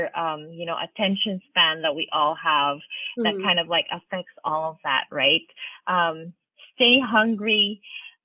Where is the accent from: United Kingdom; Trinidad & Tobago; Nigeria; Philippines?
Philippines; Manila, Metro Manila; moved away as an adult; now in United States; I grew up in Manila